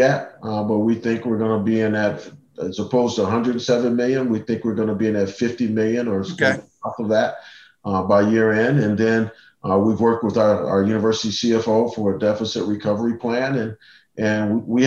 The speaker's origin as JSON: {"language": "English", "town": "Cleveland", "region": "Ohio", "country": "United States", "tie": "born or raised there", "said": "I grew up in Cleveland"}